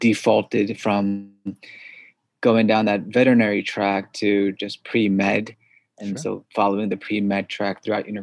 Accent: suburbs of New York City, United States; first language Korean; English is a second language; grew up in the suburbs of New York City

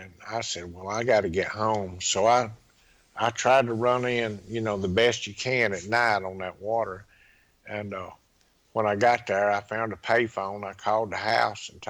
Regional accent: Laurel, Mississippi, United States; also born or lived in Pascagoula, Mississippi; went back to my hometown, Laurel, Mississippi

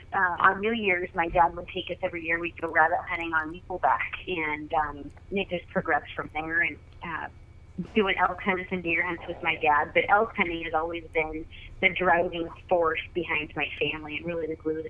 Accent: Oregon, United States; I was born and raised in Oregon, and I kind of grew up backcountry hunting.

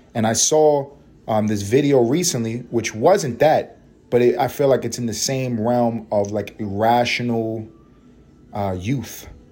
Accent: New York City, New York, United States; I grew up in the hood. I grew up in Harlem, East Harlem in particular

